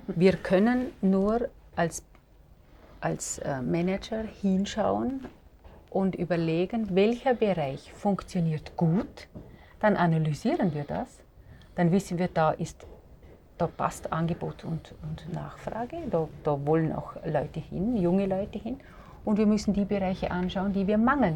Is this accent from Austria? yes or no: yes; Vorarlberg, Austria; ich komme ja aus Vorarlberg